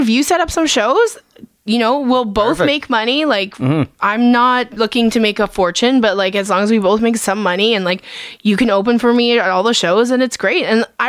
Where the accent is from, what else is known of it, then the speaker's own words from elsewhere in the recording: Edmonton, Alberta, Canada; also born or lived in Vancouver; I grew up in Edmonton.